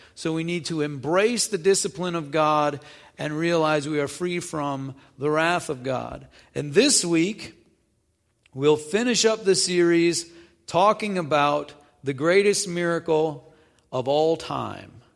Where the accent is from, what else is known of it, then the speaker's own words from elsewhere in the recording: North Dakota, United States; moved away as an adult; also born or lived in Illinois; I grew up in North Dakota, and went to college in Illinois.